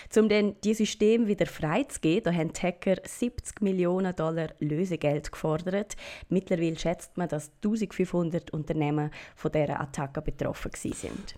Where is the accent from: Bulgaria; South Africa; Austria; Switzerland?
Switzerland; bei uns in der Schweiz